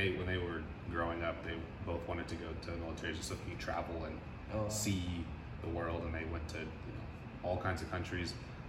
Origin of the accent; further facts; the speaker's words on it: San Antonio, Texas, United States; also born or lived in Germany / Arizona; So my parents were in the military, so I was born in Germany. Okay. And then I moved to the States when I was 2. And then we lived in Arizona for a little bit, and I moved to San Antonio when I was in first grade. So I claim San Antonio is my home.